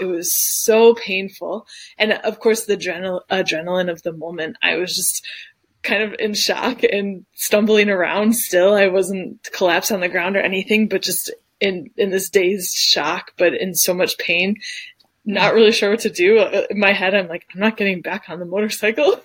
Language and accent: English; Detroit, Michigan, United States; moved away as an adult; now in Dusseldorf, Germany; I am from Detroit originally, but I currently live in Dusseldorf, Germany